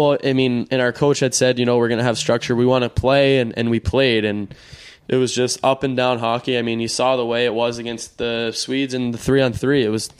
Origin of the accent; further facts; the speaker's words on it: Boston, Massachusetts, United States; For me, it was all about coming home, and I grew up in Boston